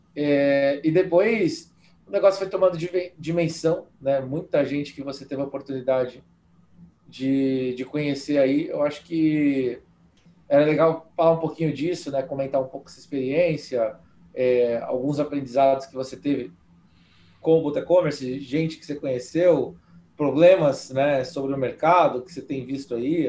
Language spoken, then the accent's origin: Portuguese; Brazil; moved away as an adult; also born or lived in Spain; eu sou brasileiro